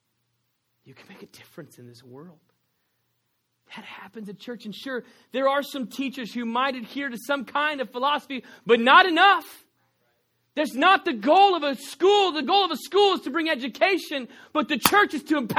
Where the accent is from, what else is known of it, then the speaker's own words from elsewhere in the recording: Texas, United States; accent: Texan; I am from Texas